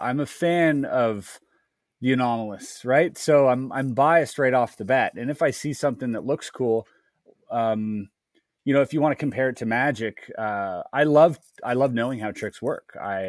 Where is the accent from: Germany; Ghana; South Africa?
Germany; I grew up in Germany as well. Like I lived in Germany for a little while in a small town.